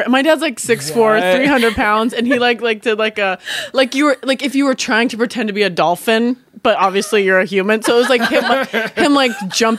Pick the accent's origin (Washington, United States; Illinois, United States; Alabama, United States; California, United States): Washington, United States; So here's, okay, so Southern Baptist in the Northwest. So I grew up in Washington State.